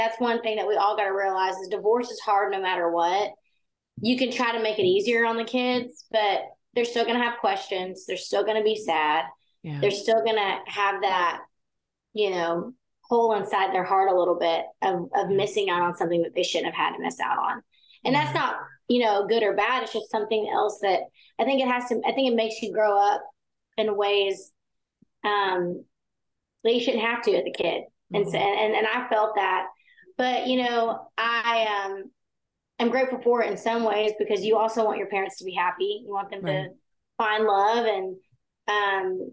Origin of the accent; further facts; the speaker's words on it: Baytown, Texas, United States; I grew up in Baytown, Texas, which is outside of Houston. And I loved growing up in Texas